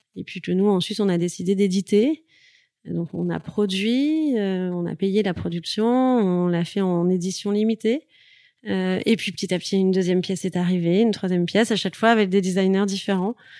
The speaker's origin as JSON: {"language": "French", "town": "Toulouse", "region": "Occitania", "country": "France", "also_born_or_lived": "Paris / Marseille", "moved": "yes", "said": "je suis toulousaine"}